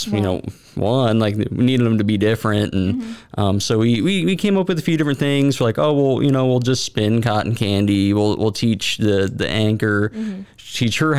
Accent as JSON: {"language": "English", "town": "Akron", "region": "Ohio", "country": "United States", "also_born_or_lived": "College Station, Texas", "moved": "yes", "lives_now": "Waco, United States", "said": "So I am from Northeast Ohio, the Akron area, you know, home of LeBron James."}